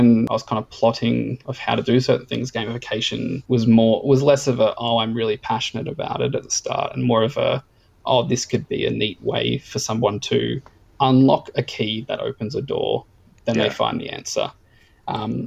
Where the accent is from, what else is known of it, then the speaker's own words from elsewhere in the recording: Gold Coast, Queensland, Australia; growing up on the Gold Coast